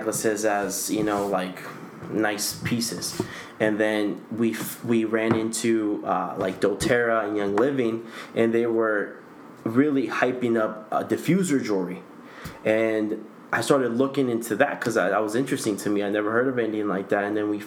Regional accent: Guatemala; now in United States; I'm from Central America, Guatemala

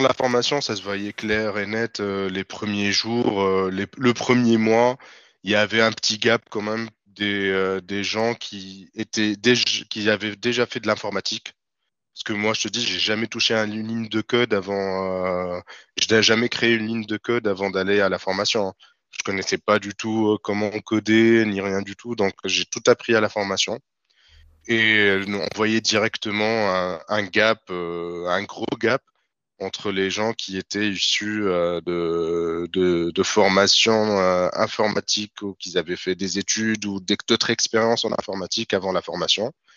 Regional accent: Tunis, Tunis Governorate, Tunisia; moved away as an adult; now in France; Je suis né à Tunis, j'ai grandi à Tunis et je suis venu en France en 2018

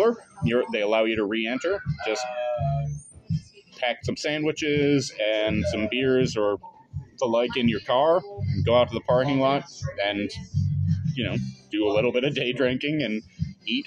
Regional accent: outside of Syracuse, New York, United States; where I grew up outside of Syracuse

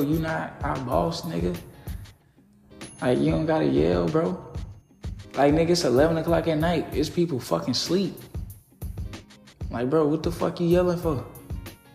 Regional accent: Little Rock, Arkansas, United States; growing up in Little Rock

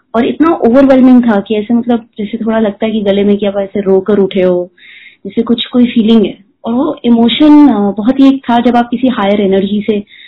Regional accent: Delhi, India; moved away as an adult; now in Mumbai, India; मैं दिल्ली से पली बड़ी हूँ बट मैंने दिल्ली फॉर गुड छोड़ दिया था

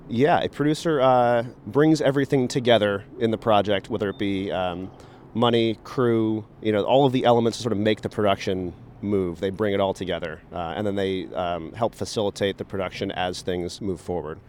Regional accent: East Coast, United States; moved away as an adult; also born or lived in Tucson, Arizona; growing up on the East Coast

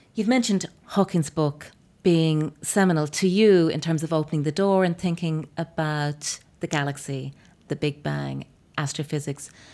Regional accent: Ireland

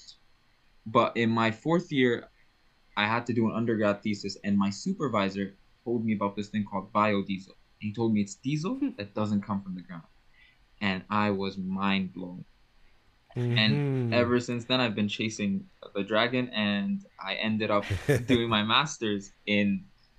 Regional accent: Libya; moved away as an adult; also born or lived in Malaysia; now in Alberta, Canada; I was born and raised in North Africa, in Libya

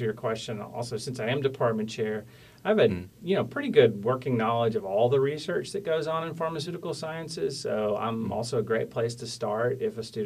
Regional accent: Tyler, Texas, United States; also born or lived in Huntsville, Texas / Mount Pleasant, Texas / Weatherford, Texas / North Carolina; I was born in Tyler in East Texas

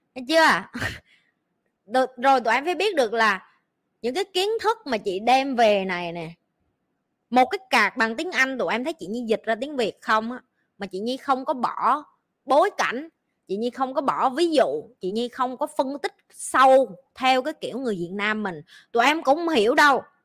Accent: Vietnam; moved away as an adult; now in Singapore; mình kiểu như người Việt Nam á

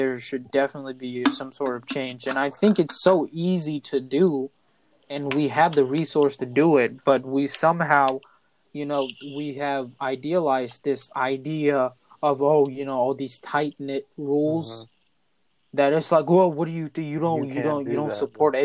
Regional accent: United States; I'm American

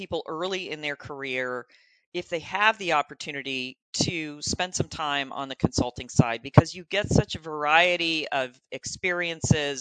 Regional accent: Florida, United States; moved away as an adult; now in Columbus, United States; I'm in Columbus, Ohio now, but I grew up in Florida

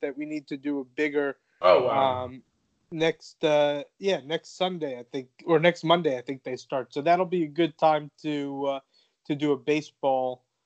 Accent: South Florida, United States; growing up in South Florida

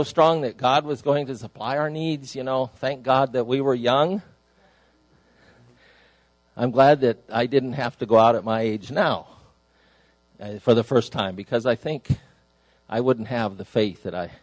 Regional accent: Idaho, United States; moved away as an adult; I was away from Idaho where I was raised.

